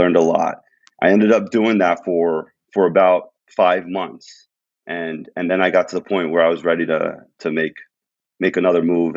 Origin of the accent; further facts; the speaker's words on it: New Jersey, United States; moved away as an adult; now in Philadelphia, United States; I was born and raised in Jersey. I went to school in Jersey. I've been there my whole life